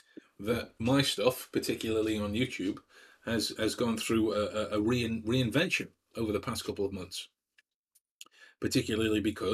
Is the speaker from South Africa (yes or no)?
no; Stoke-on-Trent, West Midlands, United Kingdom; you'll know that I'm from the Midlands, from Stoke-on-Trent. And this is not to belittle anyone that is from Stoke-on-Trent, but I don't like the way the accent sounds. So I've taken great pains to try and change my voice, right?